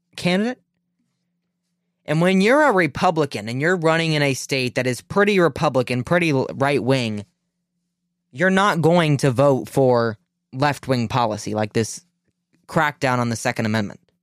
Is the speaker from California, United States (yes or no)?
no; Ohio, United States; in my home state of Ohio